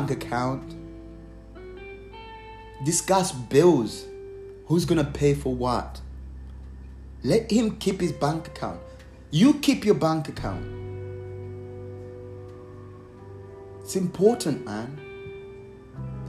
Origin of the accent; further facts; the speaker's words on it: Malawi; now in Surrey, United Kingdom; from back home from Malawi